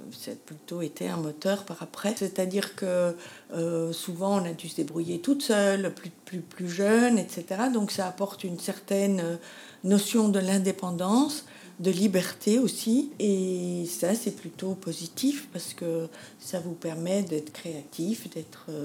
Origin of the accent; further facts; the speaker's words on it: Antwerp, Flanders, Belgium; Je suis née à Anvers et j'ai grandi à Anvers.